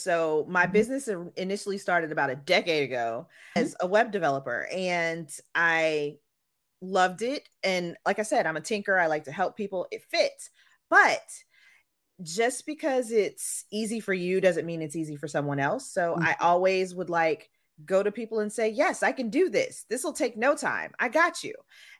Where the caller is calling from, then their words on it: Chester, Virginia, United States; I am in used to be sunny Chester, Virginia, just south of Richmond.